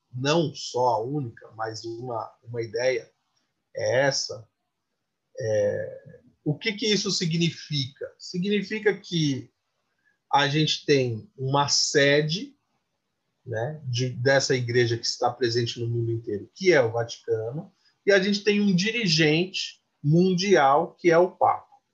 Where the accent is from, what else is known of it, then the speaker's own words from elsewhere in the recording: São Paulo, Brazil; first language Portuguese; eu sou da periferia de São Paulo